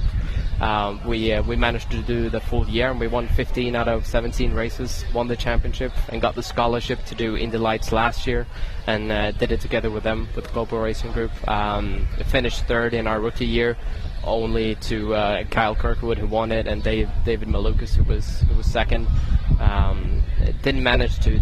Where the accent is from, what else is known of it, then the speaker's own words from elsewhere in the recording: Sweden; also born or lived in United Kingdom; now in United States; I grew up in Sweden